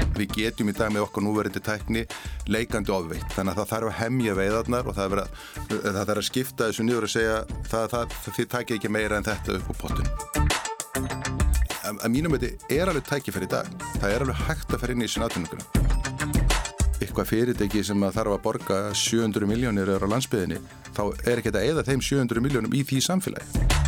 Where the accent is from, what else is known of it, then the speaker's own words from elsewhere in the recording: Vestmannaeyjar, Southern Region, Iceland; moved away; also born or lived in Akureyri; kem frá Vestmannið.